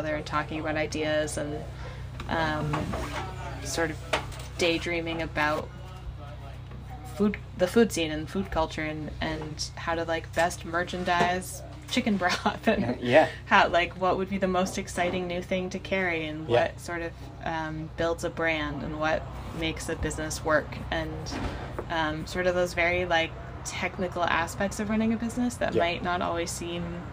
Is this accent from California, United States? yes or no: no; Maine, United States; moved away as an adult; also born or lived in Portland, Maine / Bar Harbor, Maine; now in East Montpelier, United States; I'm from Maine originally. Mm-hmm. Grew up there